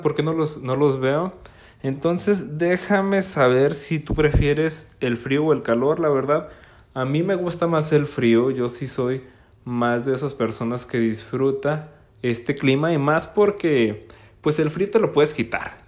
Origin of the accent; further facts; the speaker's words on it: Gómez Palacio, Durango, Mexico; Yo soy de Gómez Palacio, Durango, una región al norte de México